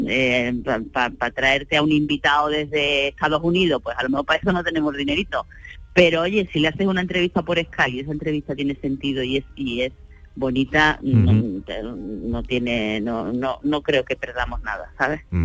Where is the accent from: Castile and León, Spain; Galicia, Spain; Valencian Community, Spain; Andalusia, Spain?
Andalusia, Spain; Sanlúcar de Barrameda; also born or lived in Málaga; hay mucha gente que cree que soy de Málaga y no de San Lucas de Barrameda